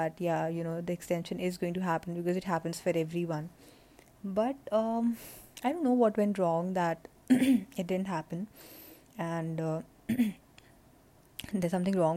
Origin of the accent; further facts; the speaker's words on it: India; moved away as an adult; also born or lived in New Jersey, United States; Right now I'm in India, which is my home country, and I have come back.